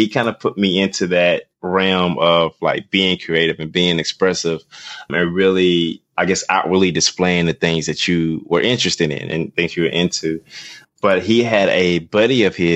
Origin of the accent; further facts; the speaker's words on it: Columbus, Mississippi, United States; moved away as an adult; also born or lived in Birmingham, Alabama; now in Atlanta, United States; I grew up in Columbus, Mississippi, which is Northeast Mississippi.